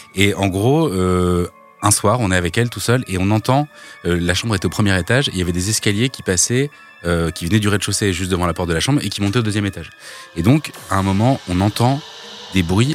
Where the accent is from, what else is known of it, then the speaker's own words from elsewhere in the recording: Normandy, France; j'ai grandi en Normandie